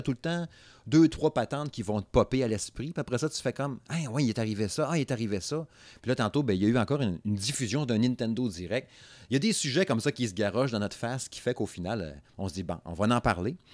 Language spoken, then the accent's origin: French; Saguenay, Quebec, Canada; moi, je suis du Saguenay. C'est pas pareil. Fait que moi, moi, mon accent a toujours eu de la misère.